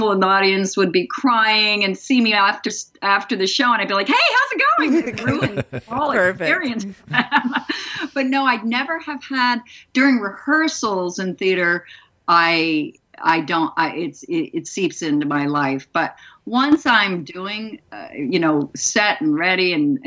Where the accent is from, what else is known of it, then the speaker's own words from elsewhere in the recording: East Coast, United States; moved away as an adult; also born or lived in Dallas, Texas; I'm from the East Coast